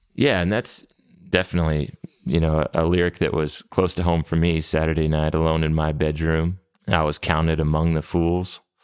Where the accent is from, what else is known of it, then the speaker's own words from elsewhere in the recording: New Mexico, United States; growing up in New Mexico, there's a lot of bilingual people that we grew up around